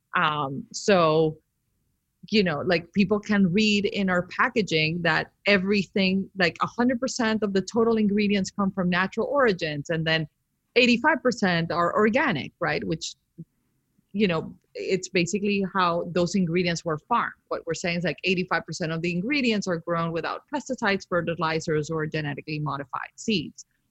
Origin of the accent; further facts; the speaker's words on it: Colombia; moved away; growing up in Colombia with like this family that is obsessed with beauty